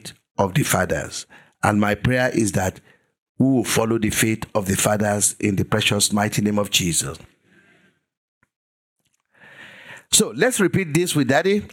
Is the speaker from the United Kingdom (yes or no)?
no; Igbara-Odo, Ekiti, Nigeria; moved away; my hometown in Igbaraodo.